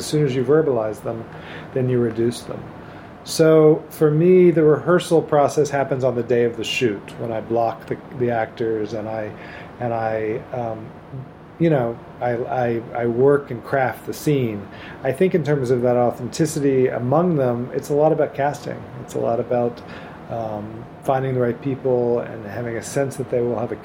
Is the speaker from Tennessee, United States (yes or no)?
yes; Memphis, Tennessee, United States; I grew up in Memphis, Tennessee in the 1960s and 70s.